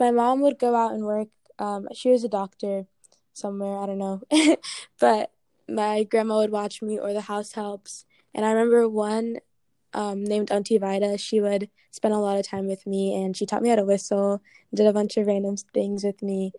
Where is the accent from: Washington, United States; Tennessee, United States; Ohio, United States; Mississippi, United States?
Ohio, United States; Mason; also born or lived in Baltimore / Pittsburgh / Ghana / Arkansas; But I was born in Baltimore and then lived in Pittsburgh and then lived in Ghana for 5 years. And then I moved to Arkansas and then I moved to Ohio. So I moved around a lot, but I spent most of my life in Mason and Ghana.